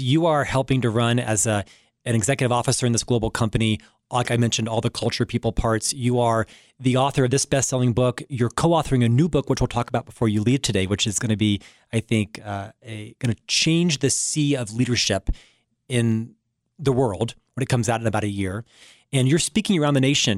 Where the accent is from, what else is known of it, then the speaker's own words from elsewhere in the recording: Orlando, Florida, United States; moved away; I was born in Orlando, Florida, an upper middle class family